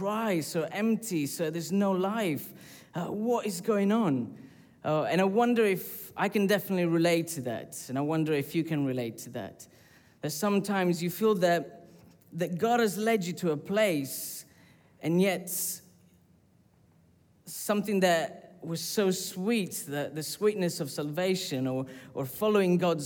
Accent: Sicily, Italy; moved away; I grew up in Sicily, which is a volcanic island

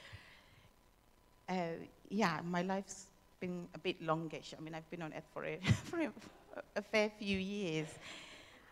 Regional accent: Zimbabwe; moved away; I was born and brought up in Zimbabwe

